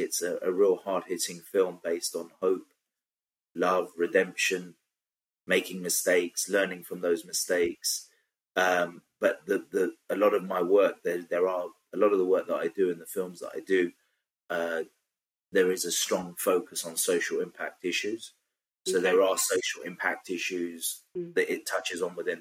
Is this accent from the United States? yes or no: no; London, United Kingdom; I grew up in Southeast London